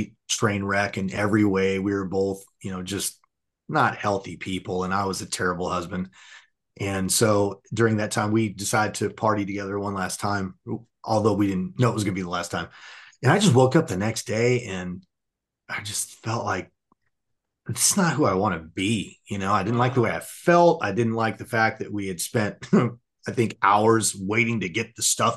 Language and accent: English; Southern California, United States; I grew up in Southern California